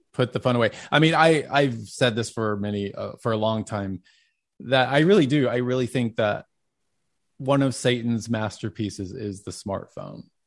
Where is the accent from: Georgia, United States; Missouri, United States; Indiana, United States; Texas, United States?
Texas, United States; Dallas; growing up in Dallas